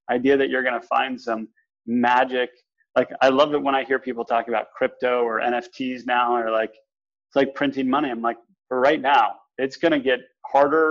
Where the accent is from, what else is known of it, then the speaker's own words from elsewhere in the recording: New Canaan, Connecticut, United States; also born or lived in Boston, Massachusetts / Salt Lake City, Utah; I grew up in New Canaan, Connecticut